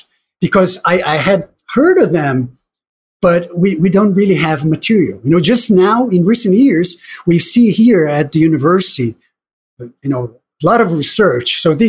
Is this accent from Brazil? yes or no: yes; Brazil; You know, as you said, growing up in Brazil, and I'm sure things are different now